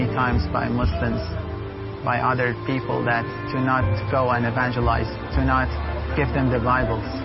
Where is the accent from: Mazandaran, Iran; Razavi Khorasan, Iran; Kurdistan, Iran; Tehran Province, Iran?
Kurdistan, Iran; Sanandaj; now in Kurdistan Region, Iraq; I'm originally from Iran, from Kurdistan, Sana'a and since 2003, I'm living as a refugee in Kurdistan of Iraq. The reason that because we converted to Christianity